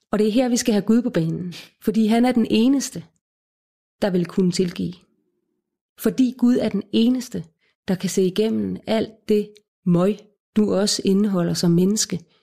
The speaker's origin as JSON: {"language": "Danish", "town": "Odense", "region": "Southern Denmark", "country": "Denmark", "tie": "born or raised there", "said": "Jeg er født og opvokset i Odense"}